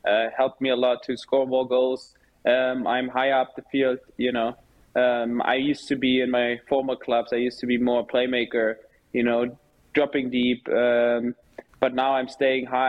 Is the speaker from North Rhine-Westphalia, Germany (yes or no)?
no; Berlin, Germany; moved away as an adult; now in Nashville, United States; Hertha is my hometown. Everyone knows that. You know, I grew up there